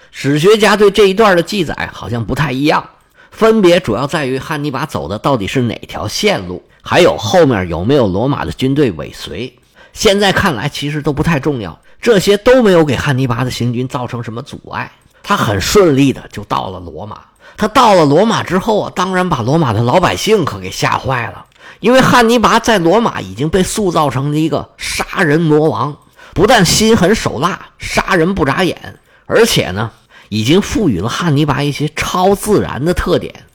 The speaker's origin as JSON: {"language": "Chinese", "country": "China", "said": "是我们中国人翻译成位城"}